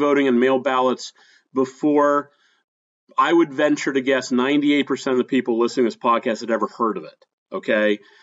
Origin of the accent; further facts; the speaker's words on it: Pennsylvania, United States; I'm from Pennsylvania, I know these places pretty well